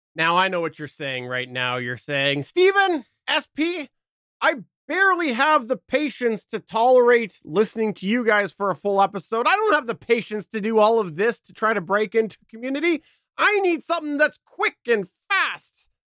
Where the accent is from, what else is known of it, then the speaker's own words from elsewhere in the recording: Canada; as a Canadian